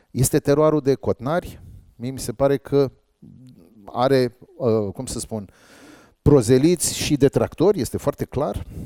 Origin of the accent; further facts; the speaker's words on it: Dobruja, Romania; Băi, eu sunt de la Dobrogea, nene.